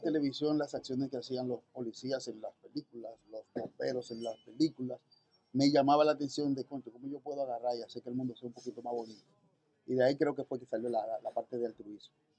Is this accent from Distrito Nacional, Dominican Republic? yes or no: yes; Santo Domingo, Distrito Nacional, Dominican Republic; nací en la República Dominicana, en Santo Domingo, en enero 23 del 78